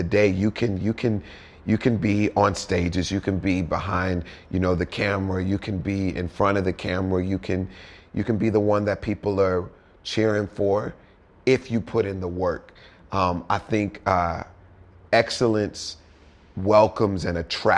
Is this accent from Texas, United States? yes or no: yes; Houston, Texas, United States; moved away as an adult; now in Hollywood, United States; I'm originally from Houston, Texas. I grew up there, big blended family of 10 siblings